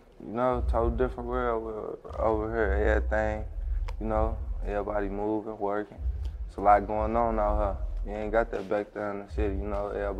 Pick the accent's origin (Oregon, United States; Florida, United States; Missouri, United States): Missouri, United States; St. Louis; born or raised there